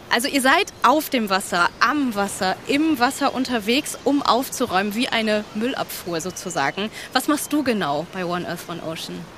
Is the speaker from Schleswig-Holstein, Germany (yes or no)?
yes; Kiel, Schleswig-Holstein, Germany; Wir sind an der schönen Ostsee, in meiner Heimat, in Kiel